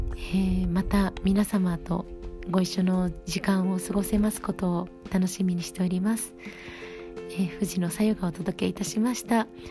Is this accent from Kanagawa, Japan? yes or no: no; Edogawa, Tokyo, Japan; 地元の江戸川区まあ、実家のあります江戸川区で